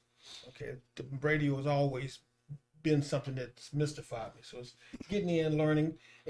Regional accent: Texas, United States; I'm from Texas.

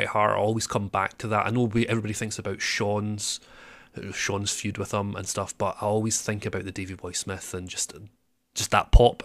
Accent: Scotland, United Kingdom; I'm actually a real Scotsman.

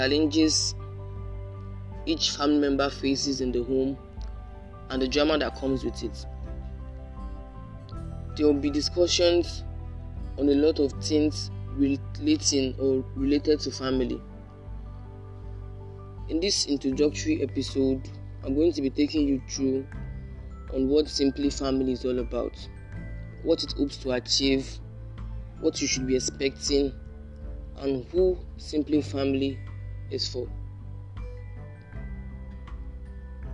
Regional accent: Lagos, Nigeria; I'm from Lagos, Nigeria

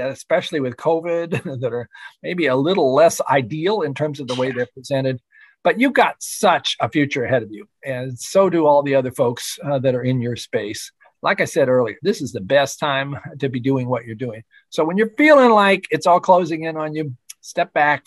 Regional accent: Shenandoah Valley, Virginia, United States; my hometown in the Shenandoah Valley

